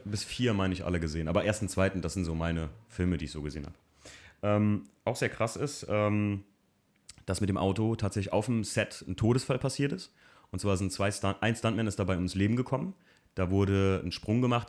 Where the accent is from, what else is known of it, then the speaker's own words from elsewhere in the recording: Germany; ich als Deutscher